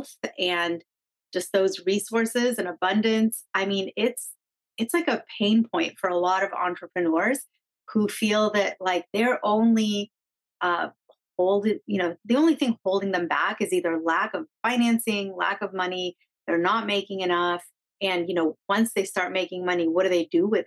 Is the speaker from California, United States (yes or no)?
yes; San Diego, California, United States; my hometown, San Diego